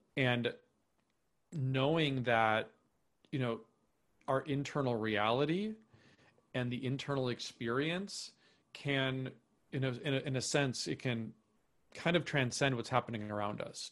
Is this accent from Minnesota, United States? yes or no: yes; Minnesota, United States; moved away as an adult; also born or lived in New York City / Topanga, California; now in Austin, United States; I grew up in Minnesota, uh, lived there for, you know, grew, grew up there, um, moved to New York City, uh, in twenty twelve